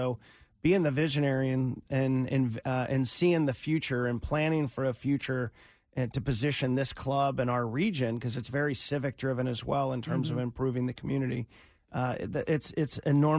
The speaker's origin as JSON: {"language": "English", "town": "Cincinnati", "region": "Ohio", "country": "United States", "tie": "born or raised there", "said": "Everyone knows I grew up in Cincinnati."}